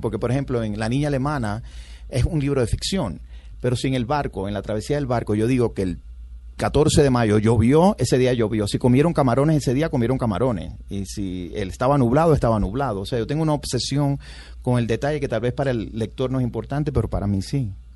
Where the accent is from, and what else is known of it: Cuba; born or raised there; moved away as an adult; now in United States